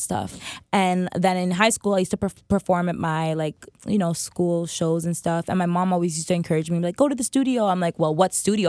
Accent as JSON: {"language": "English", "town": "Toronto", "region": "Ontario", "country": "Canada", "tie": "born or raised there", "also_born_or_lived": "Pickering, Ontario / Scarborough", "said": "I grew up at Domino's in Eglinton"}